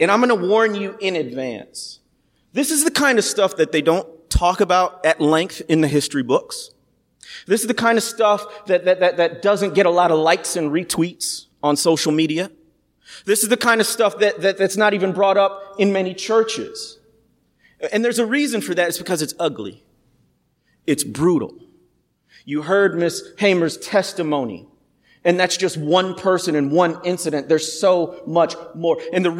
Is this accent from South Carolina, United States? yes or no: no; the Midwest, near Chicago, Illinois, United States; moved away as an adult; also born or lived in Arkansas; I grew up in the Midwest, actually about an hour from here in near Chicago. But I came down south through a program called Teach for America.